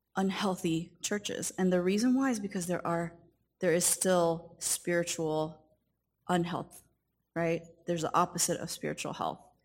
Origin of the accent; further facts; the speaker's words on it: Southern California, United States; I grew up in Southern California, and my parents came from the country of Taiwan